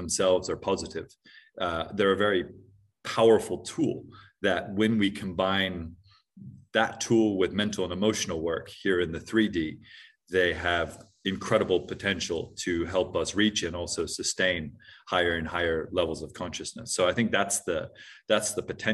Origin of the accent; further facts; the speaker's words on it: Hawaii, United States; moved away as an adult; also born or lived in New Zealand / Hong Kong; I grew up in Hawaii with quite spiritual parents